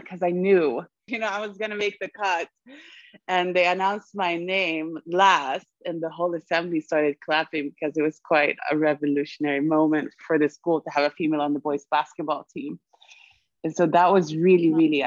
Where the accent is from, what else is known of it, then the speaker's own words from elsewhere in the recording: Sweden; moved away; also born or lived in Germany; I was born in Germany, raised in Sweden, and lived in 6 countries afterwards